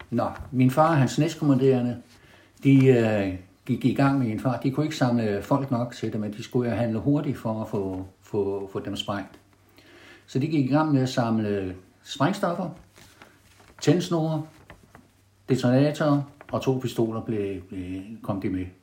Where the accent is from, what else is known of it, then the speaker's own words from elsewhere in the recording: Copenhagen, Capital Region of Denmark, Denmark; accent: Copenhagen; moved away as an adult; also born or lived in Tønder; now in Haderslev, Denmark; Jeg er københavner. Jeg er ja. født på Østerbro den 14. 10. 1939.